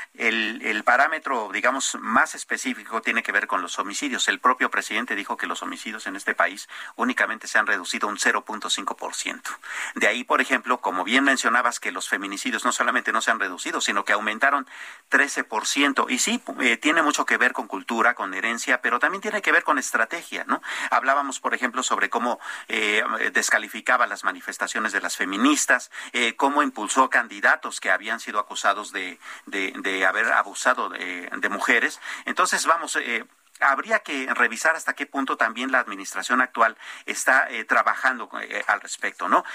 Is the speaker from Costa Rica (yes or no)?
no; Mexico; como mexicanos